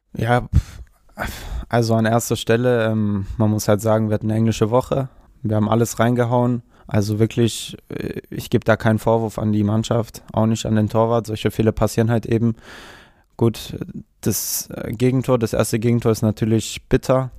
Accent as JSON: {"language": "German", "town": "Stuttgart", "region": "Baden-Württemberg", "country": "Germany", "tie": "born or raised there", "also_born_or_lived": "Ulm", "said": "ich bin sogar in Cannstatt geboren"}